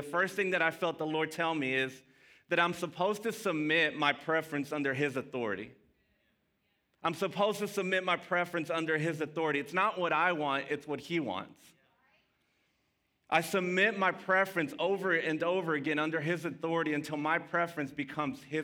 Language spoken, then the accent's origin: English; Dallas, Texas, United States; first language Spanish; English is a second language; also born or lived in Mesquite, Texas; I grew up in Pleasant Grove. I'm a Grove rat